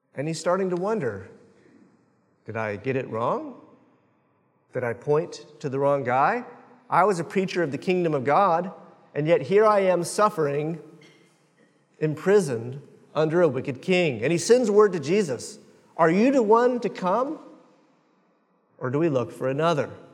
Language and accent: English; Jacksonville, Florida, United States; I am from Jacksonville